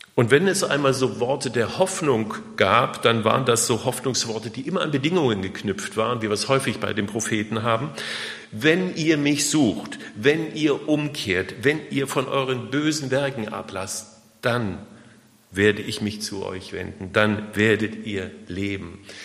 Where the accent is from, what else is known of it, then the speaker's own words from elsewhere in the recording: Germany; wir gerade als, als Deutsche